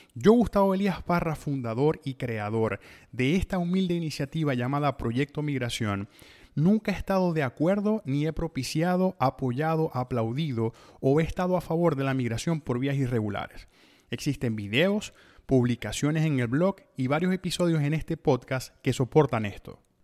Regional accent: Venezuela; moved away; nosotros mismos como venezolanos

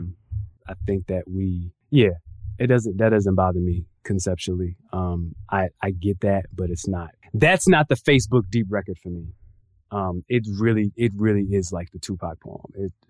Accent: West Coast, United States; also born or lived in California / Hawaii / Colorado; I was raised on the West Coast. So I spent much of my years in California, Hawaii, even Colorado.

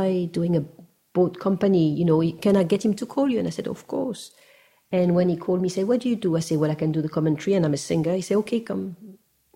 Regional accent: France; everybody knew I was from France.

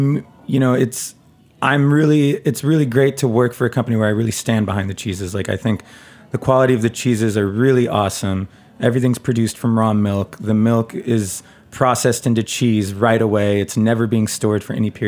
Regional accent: United States; growing up in America, drinking cow's milk

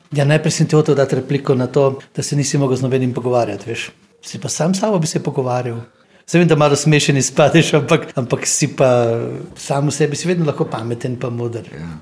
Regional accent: Osijek, Osijek-Baranja County, Croatia; moved away; Rodil sem se v Osijeku na Hrvaškem

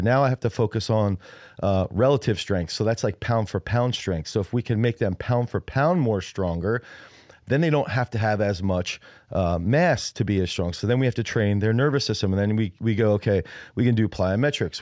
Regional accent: United States; I'm American

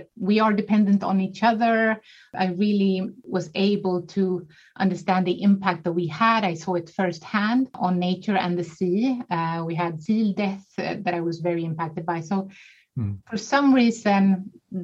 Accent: small island outside Gothenburg, Västra Götaland, Sweden; I am born and raised in Sweden on a small island outside of Gothenburg, the second largest city in Sweden

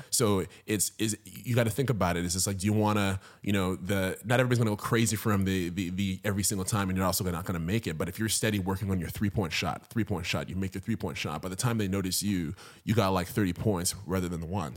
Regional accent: Ottawa, Ontario, Canada; moved away as an adult; now in Toronto, Canada; born and raised in Ottawa, Ontario

